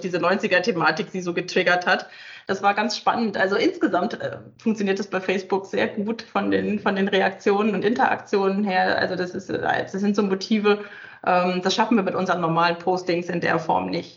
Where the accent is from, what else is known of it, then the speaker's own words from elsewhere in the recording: Northern Germany, Germany; ich komme selber aus dem Norden, von der Küste